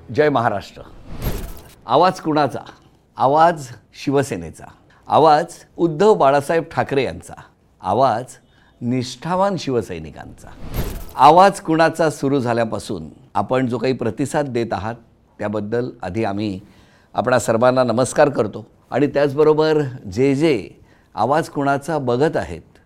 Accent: Sindhudurg, Maharashtra, India; now in Mumbai, India; सिंधुदुर्गात आणि अर्थातच ता माझा गाव असल्यामुळे

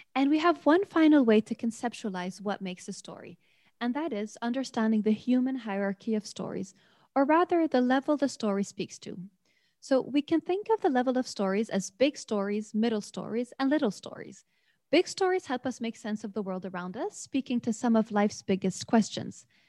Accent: Beirut, Beirut Governorate, Lebanon; now in Lund, Sweden; today from Beirut, Lebanon, where I'm from.

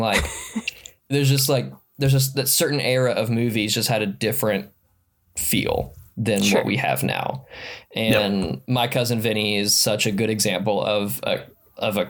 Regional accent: Alabama, United States; moved away as an adult; also born or lived in Mississippi; now in Arkansas, United States; I was actually born and raised in Alabama. I lived in Alabama for 18 years and then lived in Mississippi. And now I live in Arkansas

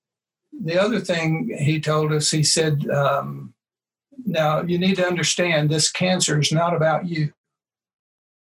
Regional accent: Birmingham, Alabama, United States; my hometown with an ace in Birmingham, Alabama

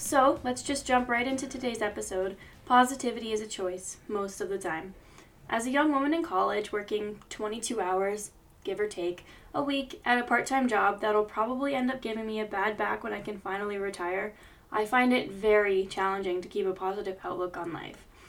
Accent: United States; I grew up in the States

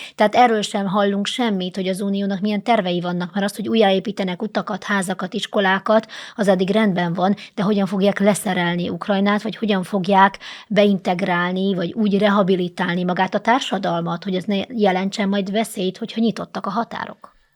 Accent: Hungary; mint magyarok

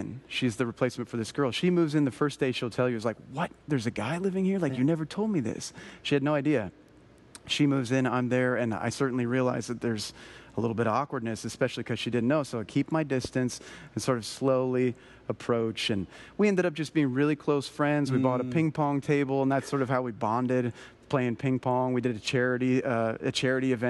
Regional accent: Colorado, United States; I grew up snowboarding in Colorado. It's where I'm from

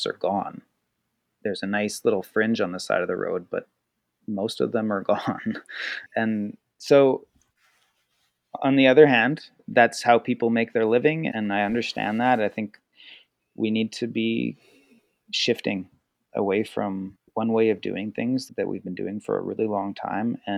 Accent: Argenta, British Columbia, Canada; now in Nelson, Canada; I grew up in Argenta

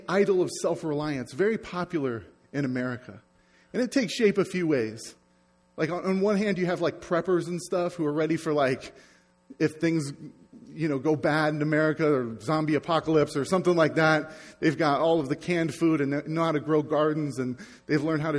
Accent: United States; I'm American

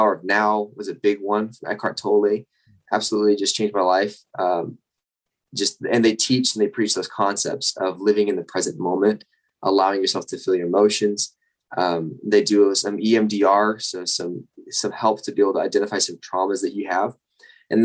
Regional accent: Northern Utah, United States; I'm from Utah originally, Northern Utah

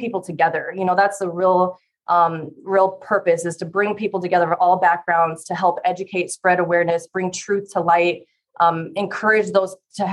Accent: Fort Dodge, Iowa, United States; now in Des Moines, United States; I am originally from Fort Dodge, Iowa. So I'm an Iowa native

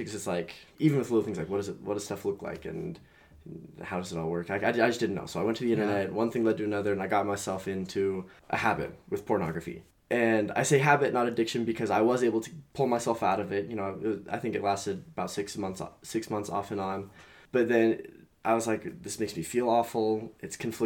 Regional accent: Utah, United States; I grew up here in Utah County

